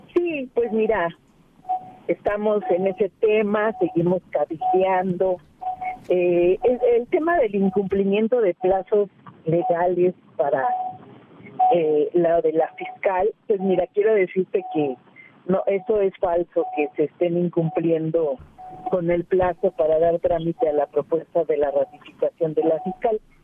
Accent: Iztapalapa, Mexico City, Mexico; yo soy parte de Iztapalapa.

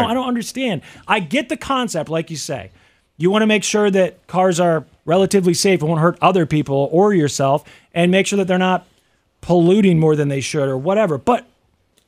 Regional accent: Missouri, United States; moved away as an adult; also born or lived in Kansas; I grew up in Missouri

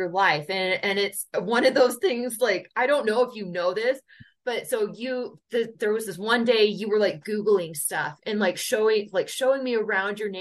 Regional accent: Holladay, Utah, United States; growing up in Holiday, Utah

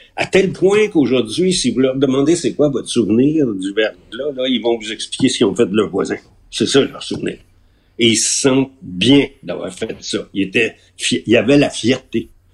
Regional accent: Quebec, Canada; on est québécois

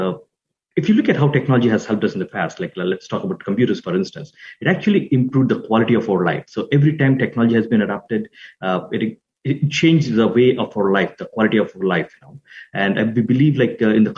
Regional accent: India; moved away as an adult; also born or lived in Arlington Heights, United States; now in United States; I grew up in India and had started engineering, and then I moved to the United States in 2002

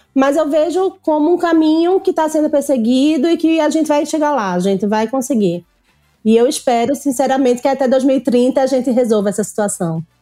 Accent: Northeast Region, Brazil; born or raised there

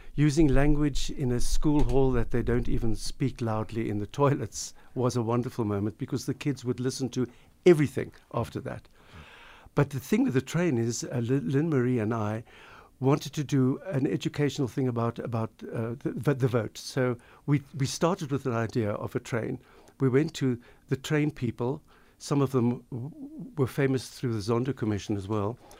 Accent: Pinelands, Western Cape, South Africa; growing up in South Africa, growing up in Pinelands

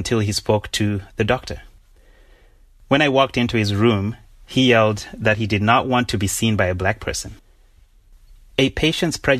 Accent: Zimbabwe; moved away as an adult; also born or lived in Oxford; now in United States; When I began my journey from Zimbabwe to college in the U.S.

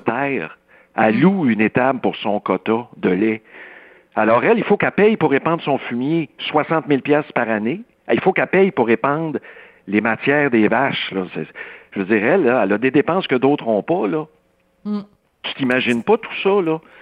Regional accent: Saint-Rémi, Quebec, Canada; je viens d'un milieu rural, là, je peux t'en parler des suicides dans le rang Saint-Paul, chez nous à Saint-Rémy

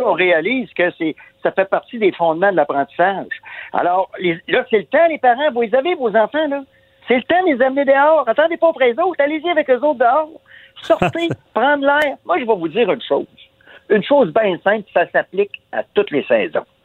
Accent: Quebec, Canada; on est des Québécois, on est, des Nordiques

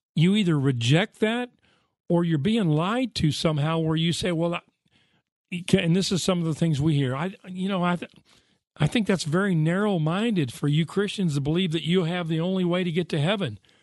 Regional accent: United States; I grew up in the United States of America

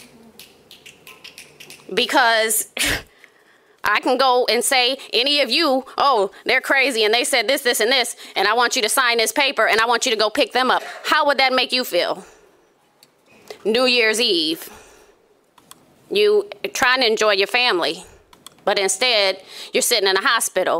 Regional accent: Grand Rapids, Michigan, United States; Born and raised in Grand Rapids

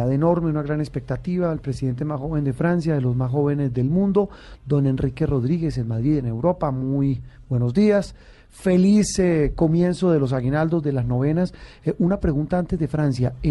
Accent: Caracas, Capital District, Venezuela; como yo soy caraqueña

